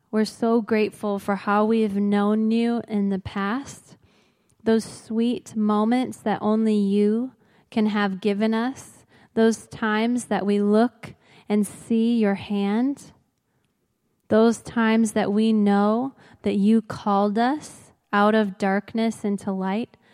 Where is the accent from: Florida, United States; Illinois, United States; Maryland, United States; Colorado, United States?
Illinois, United States; Crystal Lake; I grew up near here in Crystal Lake